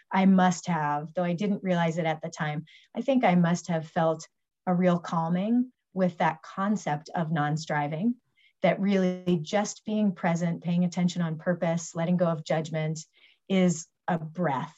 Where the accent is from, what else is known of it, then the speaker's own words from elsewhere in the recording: Albuquerque, New Mexico, United States; I was raised Catholic in Albuquerque